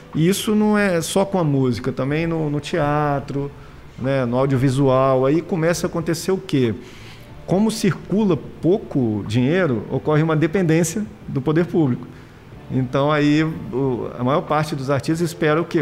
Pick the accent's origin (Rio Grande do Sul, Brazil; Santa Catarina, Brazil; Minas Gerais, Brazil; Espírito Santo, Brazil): Espírito Santo, Brazil; eu sou capixaba com orgulho